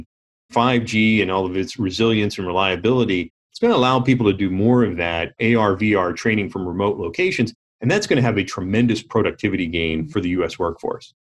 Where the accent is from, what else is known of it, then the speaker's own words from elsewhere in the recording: Pittsburgh, Pennsylvania, United States; growing up in the Rust Belt of the steel industry of Pittsburgh in the 70s